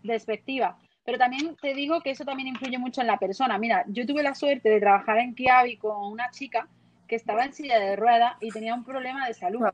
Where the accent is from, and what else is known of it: Lucena, Andalusia, Spain; born or raised there